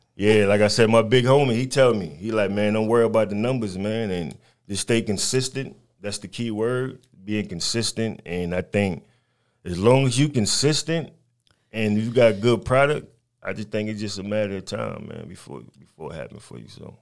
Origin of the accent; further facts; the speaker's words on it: New York City, New York, United States; moved away; also born or lived in North Carolina / Albany, Georgia; I'm from Brooklyn, New York, born and raised, but I've been down south for a very long time.